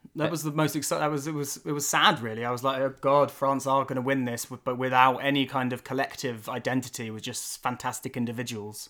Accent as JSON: {"language": "English", "region": "England", "country": "United Kingdom", "said": "being English"}